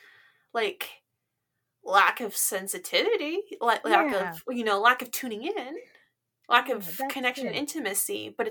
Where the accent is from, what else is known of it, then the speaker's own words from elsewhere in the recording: West Coast, United States; I'm from the West Coast